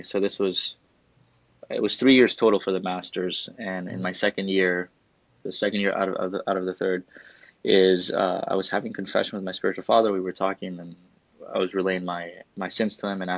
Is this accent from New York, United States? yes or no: yes; New York City, New York, United States; moved away as an adult; also born or lived in Montana / Chicago; now in Charlotte, United States; I grew up in New York City